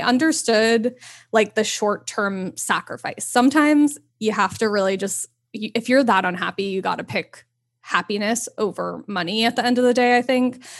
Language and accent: English; New York, United States; moved away as an adult; also born or lived in Los Angeles, California; growing up there was you saw so much diversity and culture and everything